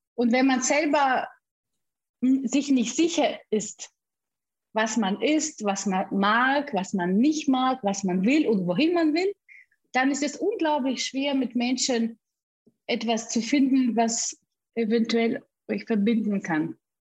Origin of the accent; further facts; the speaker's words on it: Siberia, Russia; German is a second language; moved away as an adult; also born or lived in Bamberg, Germany; now in Germany; Ich bin in Sibirien gebo geboren und mit 18 Jahren bin ich nach Deutschland ausgereist.